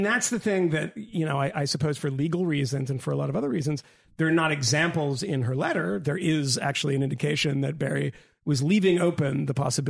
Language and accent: English; Australia; I just, I'm Australian.